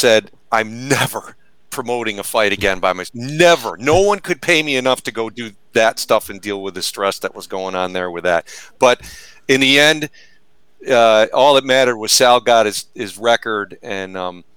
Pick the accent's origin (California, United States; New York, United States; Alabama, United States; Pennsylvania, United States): New York, United States; Syracuse; I grew up in Syracuse, New York